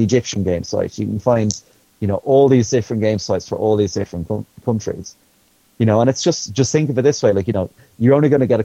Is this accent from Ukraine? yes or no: no; Ireland; being an Irish person working in the industry